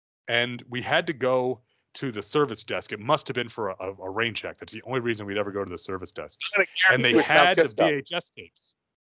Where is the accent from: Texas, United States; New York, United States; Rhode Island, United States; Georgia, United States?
New York, United States; when we were kids growing up in New York